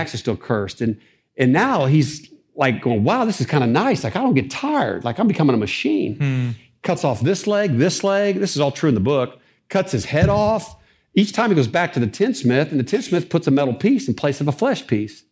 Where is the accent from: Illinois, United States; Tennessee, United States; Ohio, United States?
Ohio, United States; Dayton; I'm from Dayton, Ohio, uh, raised in a single parent home